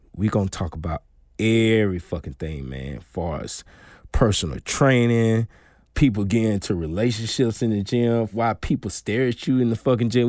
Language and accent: English; Darling, Mississippi, United States; also born or lived in Jackson, Mississippi; born and raised in Darling, Mississippi